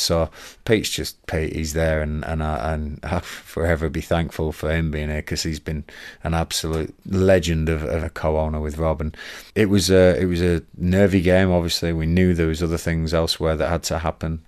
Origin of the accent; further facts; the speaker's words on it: Blackburn, North West England, United Kingdom; moved away; Mum and dad still live in Blackburn